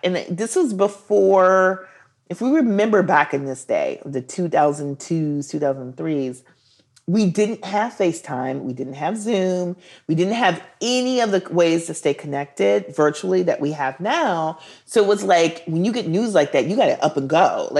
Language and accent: English; Milwaukee, Wisconsin, United States; I'm from the Midwest. Yeah. My dad was a brewery worker at Schlitz Brewery, which is like, you know, very hipster right now. Like, everybody's into Schlitz. and so he was a brewery worker and the brewery shut down, devastated the city of Milwaukee.